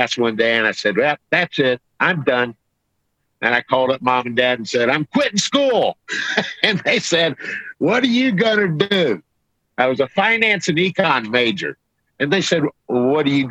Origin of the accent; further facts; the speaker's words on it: United States; I'm from America